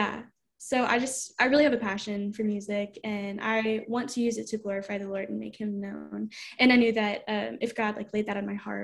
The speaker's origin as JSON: {"language": "English", "town": "Houma", "region": "Louisiana", "country": "United States", "tie": "born or raised there", "said": "I am from Houma, Louisiana."}